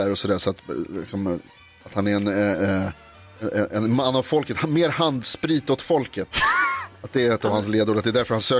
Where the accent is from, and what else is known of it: Skaraborg, Västra Götaland, Sweden; born or raised there